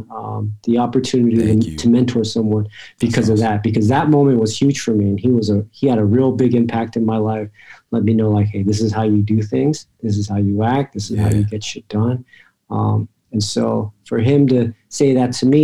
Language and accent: English; Atlanta, Georgia, United States; also born or lived in State College, Pennsylvania; I'm from Atlanta. My family's here. I was always going to come back.